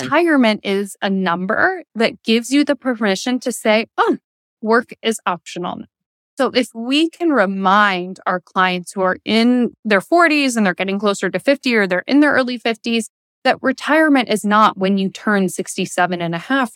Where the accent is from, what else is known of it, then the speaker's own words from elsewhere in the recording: the Thumb of Michigan, United States; also born or lived in Detroit area, Michigan; we moved from the Detroit area into the rural thumb of Michigan